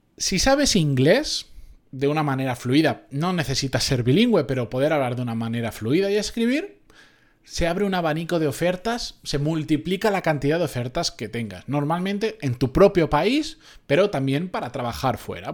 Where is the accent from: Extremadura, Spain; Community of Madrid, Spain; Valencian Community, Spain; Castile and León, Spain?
Valencian Community, Spain; Benidorm; de donde yo soy, de Benidorm, de aquella zona